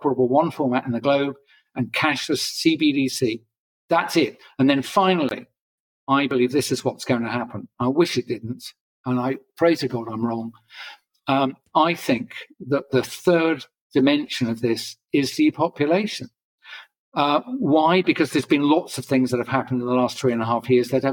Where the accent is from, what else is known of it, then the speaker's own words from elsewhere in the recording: England, United Kingdom; I'm an English guy